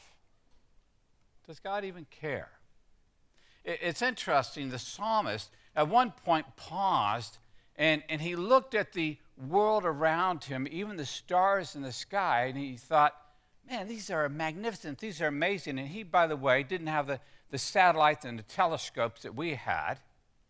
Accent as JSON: {"language": "English", "region": "Texas", "country": "United States", "tie": "born or raised there", "said": "when I grew up in Texas"}